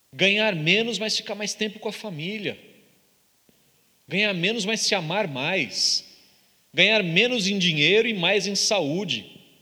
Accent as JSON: {"language": "Portuguese", "country": "Brazil", "said": "A gente é brasileiro"}